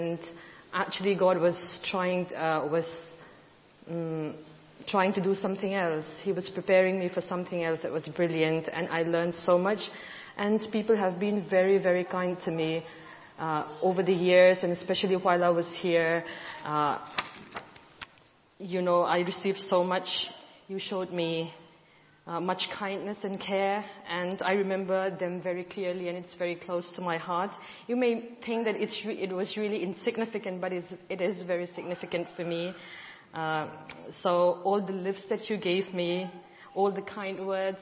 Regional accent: India; I'm from India

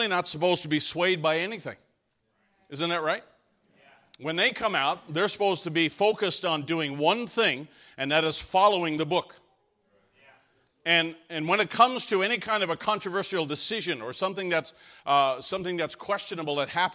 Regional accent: Canada; moved away; I came from Canada

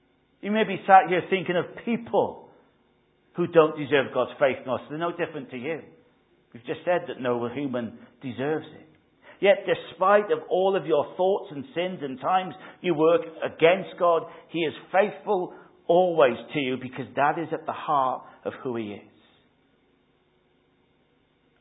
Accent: Wales, United Kingdom; now in England; I'm Welsh

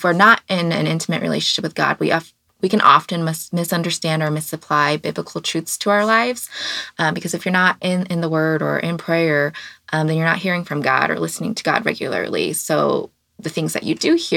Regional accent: Kansas City, Kansas, United States; now in Kansas City, Missouri, United States; I am from the Kansas City area, specifically the Kansas side. But now I live on the Missouri side, so now I identify as a Missourian. But I grew up here

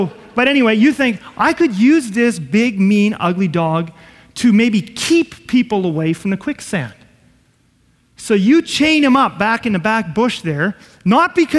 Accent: Southeast Manitoba, Canada; we come from Southeast Manitoba and you're a farmer

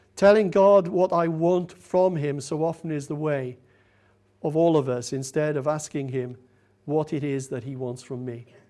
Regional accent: United Kingdom; We're British, after all, aren't we?

